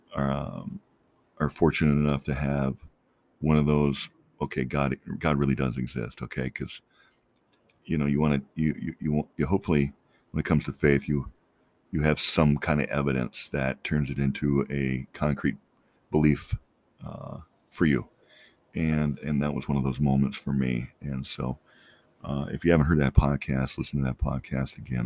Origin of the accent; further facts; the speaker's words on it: Minnesota, United States; moved away as an adult; also born or lived in Colorado; now in Phoenix, United States; I grew up in Minnesota, but basically I grew up there first grade through college